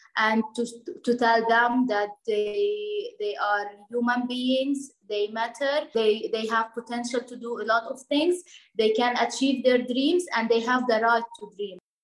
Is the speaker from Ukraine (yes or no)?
no; Lebanon; also born or lived in Palestine; I am originally from Palestine, but I born here in Lebanon.